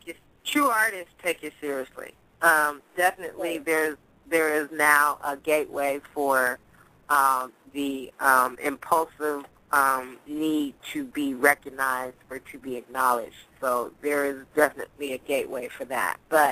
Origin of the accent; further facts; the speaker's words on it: Oakland, California, United States; I mean, I'm from Oakland. I done seen, come on.